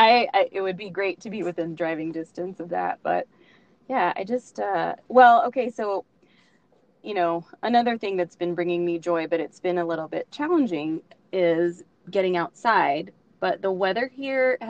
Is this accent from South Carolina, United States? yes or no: no; Oklahoma, United States; I am from Oklahoma